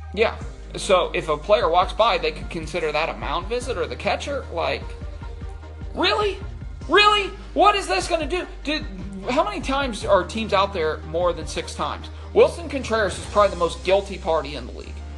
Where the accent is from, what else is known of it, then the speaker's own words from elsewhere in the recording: Indiana, United States; we're from Indiana